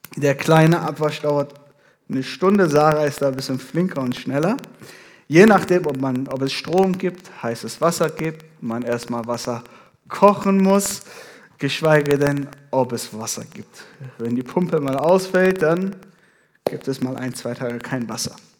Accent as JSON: {"language": "German", "country": "Iran", "tie": "born or raised there", "moved": "yes", "lives_now": "Ethiopia", "said": "ich bin gebürtiger Iraner."}